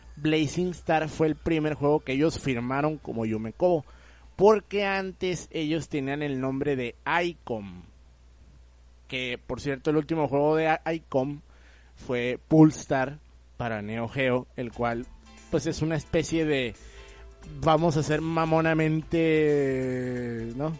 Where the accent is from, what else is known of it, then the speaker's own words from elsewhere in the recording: Mexico; siendo mexicano